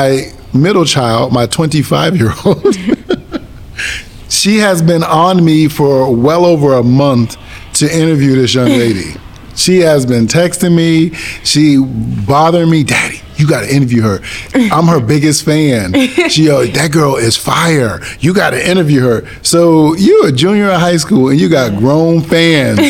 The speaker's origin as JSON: {"language": "English", "town": "Springfield", "region": "Massachusetts", "country": "United States", "tie": "born or raised there", "said": "it's my hometown, Springfield"}